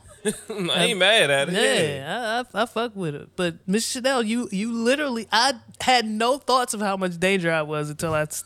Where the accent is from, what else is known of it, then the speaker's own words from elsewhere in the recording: Forestville, Maryland, United States; also born or lived in District Heights; we grew up in Forestville. We yeah. grew up in District Heights.